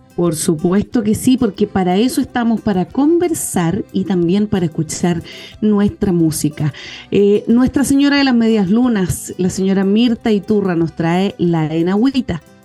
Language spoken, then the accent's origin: Spanish; Chile; also born or lived in Cauquenes